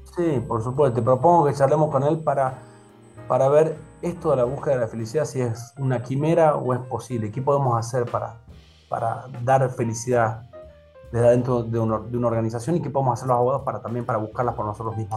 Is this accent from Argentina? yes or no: yes; Argentina; todos los que somos argentinos